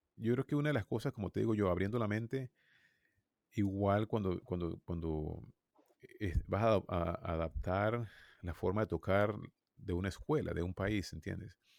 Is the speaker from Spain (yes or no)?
no; Venezuela; moved away as an adult; now in United States; yo soy de Venezuela